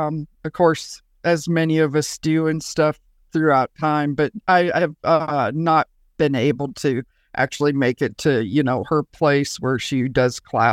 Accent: Montana, United States; I grew up in Montana, so it's a perfect state to learn to fly fish.

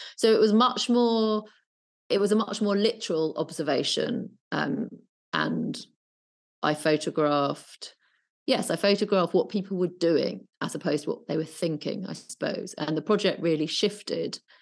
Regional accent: Brighton, South East England, United Kingdom; now in London, United Kingdom; I was brought up in Brighton

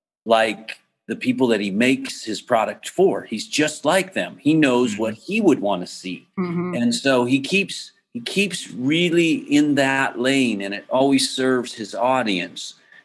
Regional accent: Massachusetts, United States; I mean, growing up in Massachusetts, you wouldn't know.

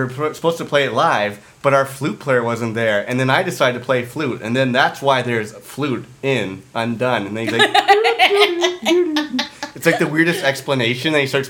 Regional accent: Ottawa, Ontario, Canada; We're like, Ottawa.

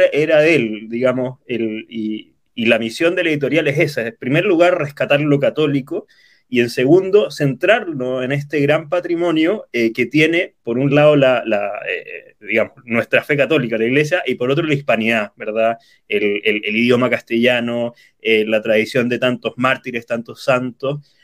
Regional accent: Santiago, Santiago Metropolitan Region, Chile; Soy natural de, de Chile, de la capital, de Santiago

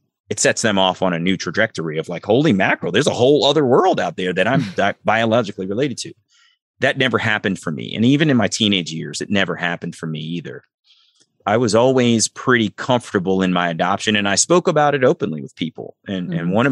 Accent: Columbia, Maryland, United States; also born or lived in Baltimore, Maryland; I grew up in Columbia, Maryland, and it's a very sort of mostly middle-class mixed community

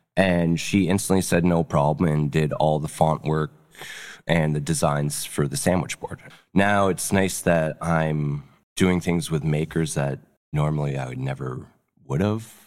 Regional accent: North Bay, Ontario, Canada; moved away; I grew up in North Bay

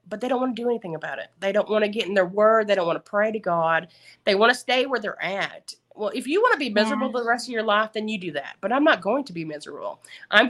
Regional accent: the South, United States; accent: Southern; my Southern accent comes

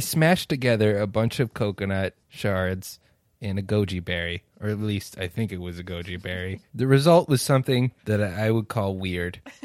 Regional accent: San Diego, California, United States; growing up in San Diego

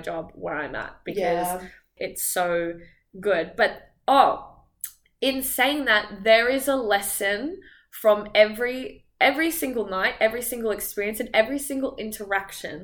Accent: Australia; moved away; I'm Australian, so, like, I'm, you know, immigrant

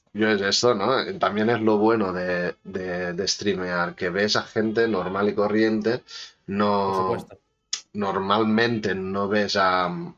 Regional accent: Manresa, Catalonia, Spain; Yo soy de Manresa

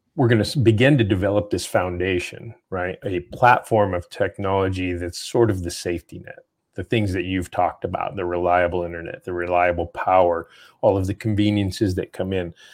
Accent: New Mexico, United States; moved away; I'm, I'm from New Mexico, I go back there often, I have a house there

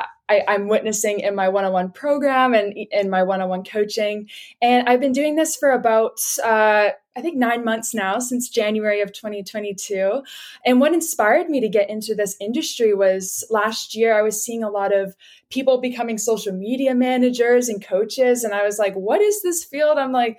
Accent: Vancouver, British Columbia, Canada; I was born and raised in Vancouver, BC in Canada. So lived here my whole life and absolutely love it.

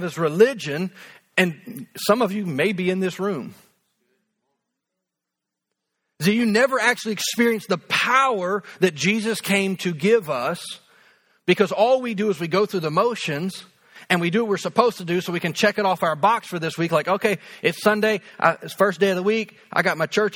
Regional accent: United States

